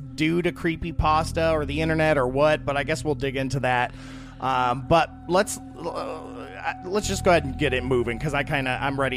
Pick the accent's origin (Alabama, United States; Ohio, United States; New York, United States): Ohio, United States; Toledo; moved away; I grew up in Toledo